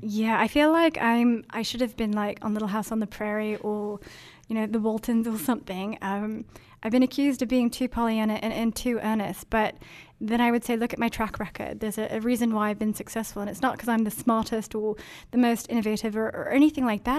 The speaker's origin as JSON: {"language": "English", "country": "Denmark", "tie": "born or raised there", "moved": "yes", "said": "I grew up in Denmark where it's all bikes"}